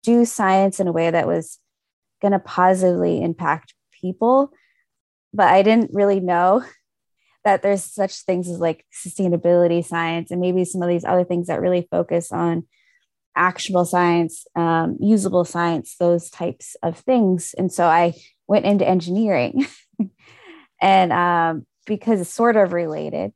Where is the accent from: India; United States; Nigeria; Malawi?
United States; Fairbanks and Anchorage, Alaska; also born or lived in King Island, Alaska (family origin); My family originally comes from King Island, but I grew up in Fairbanks and Anchorage.